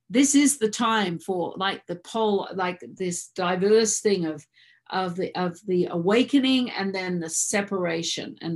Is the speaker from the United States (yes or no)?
no; Australia; moved away; I am an Australian citizen, but I'm not a resident.